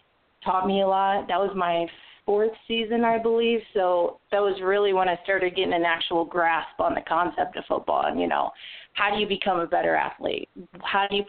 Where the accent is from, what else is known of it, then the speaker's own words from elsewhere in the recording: Michigan, United States; moved away as an adult; also born or lived in Clarksville, Tennessee / Kansas City; I'm from Michigan